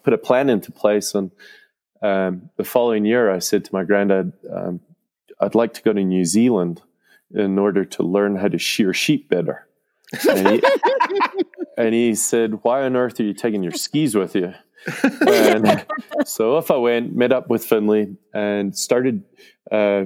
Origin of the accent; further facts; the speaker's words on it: Scotland, United Kingdom; now in Mammoth Lakes, United States; I grew up in Scotland on a sheep and cattle farm